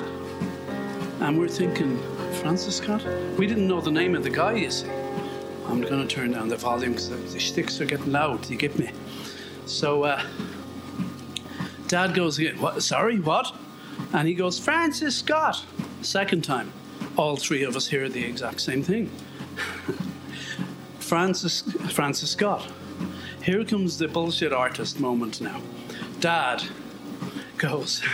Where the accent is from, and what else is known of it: Ireland; born or raised there